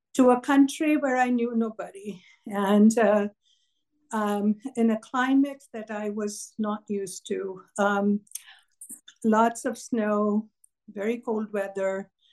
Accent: Kolkata, West Bengal, India; moved away as an adult; also born or lived in Canada; now in United States; I was born in Kolkata in India.

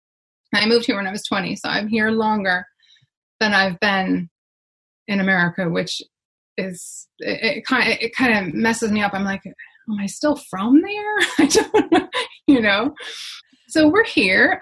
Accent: Michigan, United States; moved away as an adult; now in Ireland; I grew up in Michigan

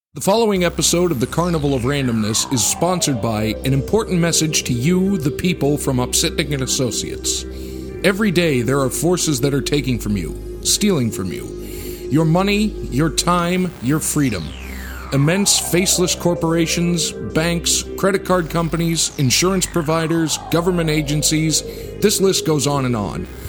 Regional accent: Pittsburgh, Pennsylvania, United States; moved away; I grew up in Pittsburgh

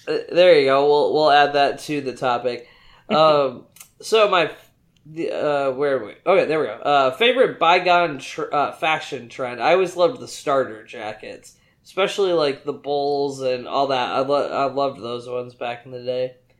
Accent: West Michigan, United States; now in Houston, United States; I am originally from the West Michigan area, but I now live in the greater Houston area.

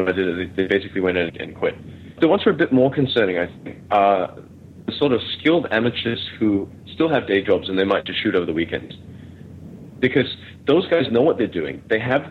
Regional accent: Melbourne, Victoria, Australia; now in Malaysia; I grew up in Melbourne, but that was in the late mid-90s.

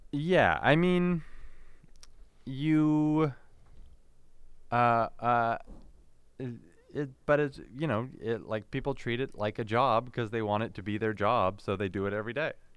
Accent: Canada; born or raised there

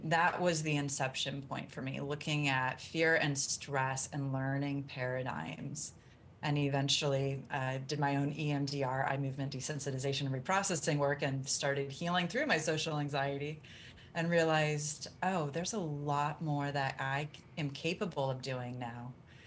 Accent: Kansas, United States; I grew up in the Midwest in Kansas and it was very much kind of button up, toughen up, bootstraps

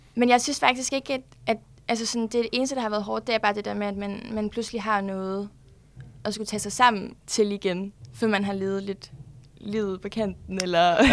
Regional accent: Broager, Southern Denmark, Denmark; moved away as an adult; now in Copenhagen, Denmark; Jeg kommer fra Sønderjylland, en lille by, der hedder Broager, ude fra Sønderborg

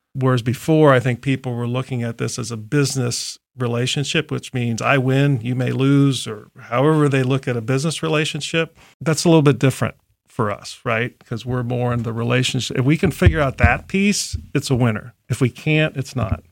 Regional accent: Columbus, Ohio, United States; also born or lived in Chicago; I grew up in Columbus, so I, I went to what's now Thomas Worthington before Worthington

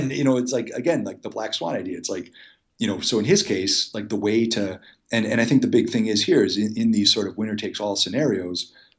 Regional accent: Muskego, Wisconsin, United States; I'm like, hey, I loved your movie and I'm from Muskego too.

